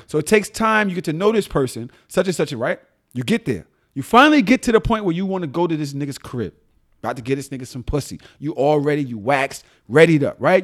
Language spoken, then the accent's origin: English; New York City, New York, United States; also born or lived in Atlanta; I was still from Brooklyn